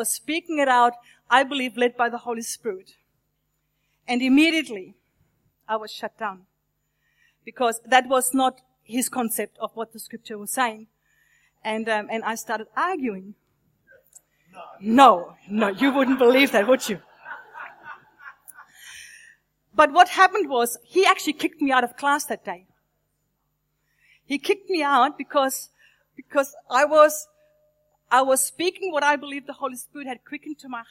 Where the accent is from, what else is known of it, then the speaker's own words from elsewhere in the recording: Germany; I was born in Germany, nearly 57 years ago. And I grew up in a wonderful, loving Christian family